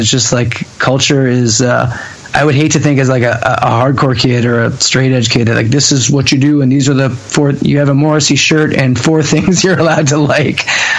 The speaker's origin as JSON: {"language": "English", "region": "Ontario", "country": "Canada", "tie": "born or raised there", "said": "And I drank and all those, which to me are pretty normal growing up in Ontario, teenager things."}